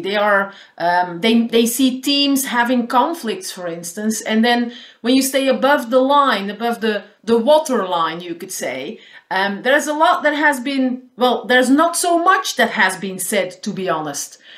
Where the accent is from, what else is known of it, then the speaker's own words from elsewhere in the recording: Flanders, Belgium; first language Dutch; English is a second language; I'm living in the northern part of the country, so I speak Dutch. That's my mother tongue.